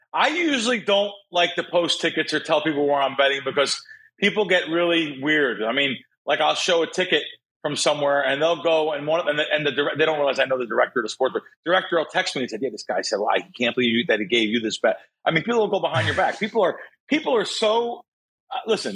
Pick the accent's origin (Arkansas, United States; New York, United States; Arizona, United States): New York, United States; New York City; moved away; I grew up in the Bronx